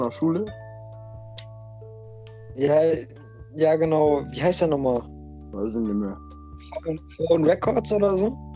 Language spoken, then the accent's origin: German; Netherlands; German is a second language; Ja, stimmt, ich bin Holländer.